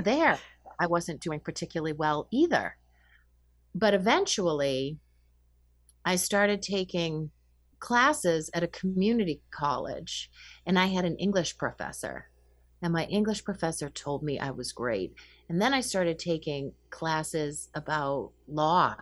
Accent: Winchester, Massachusetts, United States; I grew up in Winchester, Massachusetts

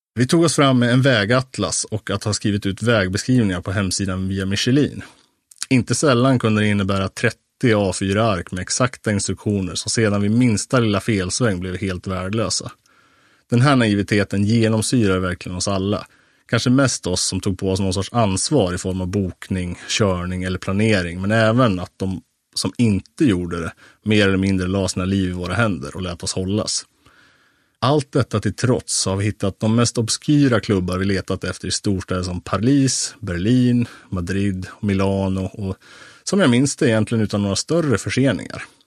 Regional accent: Sweden; som svensk medelklasspojke i 25-årsåldern

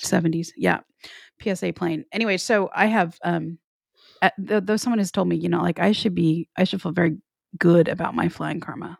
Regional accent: the South, United States; I am from the South

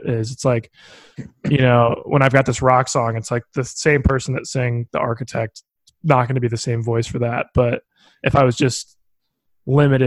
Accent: Bloomington, Indiana, United States; also born or lived in Nashville; places in my hometown, like there's this place, Buzzkirk Chumley in Bloomington

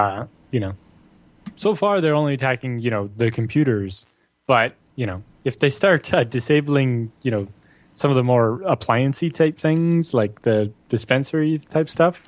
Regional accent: Norfolk County, Ontario, Canada; Happens to be the one from my hometown.

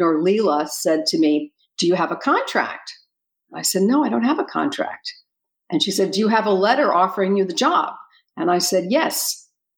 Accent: Miami, Florida, United States; moved away as an adult; also born or lived in Seattle, Washington; my hometown was Miami, Florida

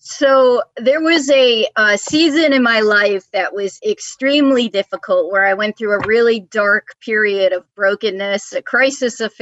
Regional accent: New York, United States; moved away as an adult; also born or lived in Florida; now in Atlanta, United States; I grew up in New York

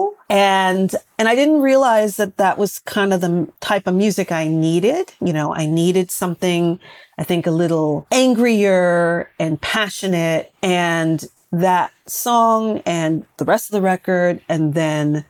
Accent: New York City, New York, United States; I was a little girl growing up in Brooklyn

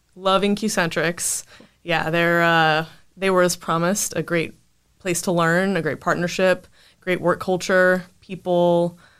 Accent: Winston-Salem, North Carolina, United States; I grew up in North Carolina, Winston-Salem, and, you know, lived there for the 18 years

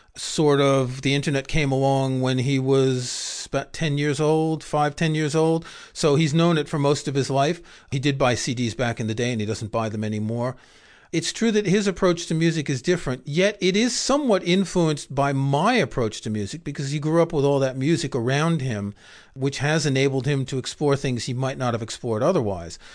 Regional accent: New York City, New York, United States; I grew up in Queens

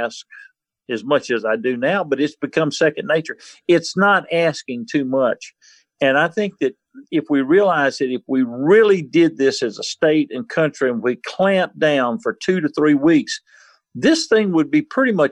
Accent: Mississippi Gulf Coast, United States; I grew up on the Mississippi Gulf Coast when Hurricane Camille hit

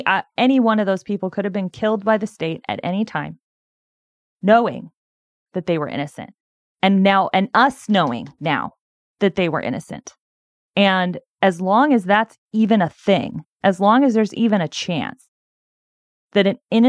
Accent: Corvallis, Oregon, United States; the Corvallis Police Department, which is the city I grew up in Oregon.

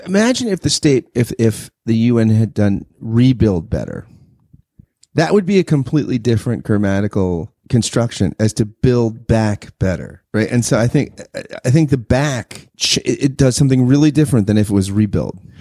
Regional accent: United States; as an American

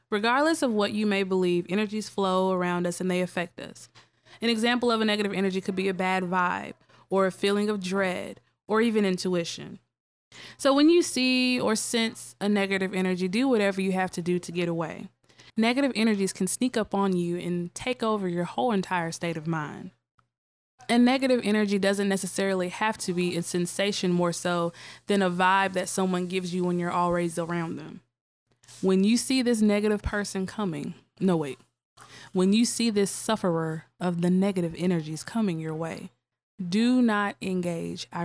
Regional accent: Tougaloo, Mississippi, United States; I am from Ridgeland, Mississippi

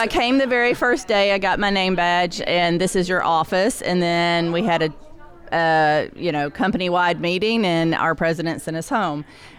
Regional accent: Nashville, Tennessee, United States; accent: Southern; I'm from Nashville.

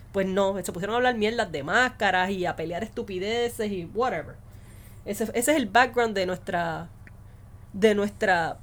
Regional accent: Puerto Rico; yo soy puertorriqueño

